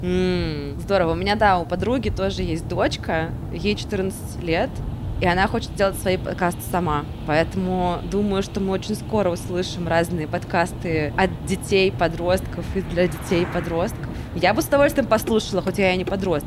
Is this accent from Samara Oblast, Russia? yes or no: yes; Samara, Samara Oblast, Russia; now in Moscow, Russia; Я вот просто из Самары сама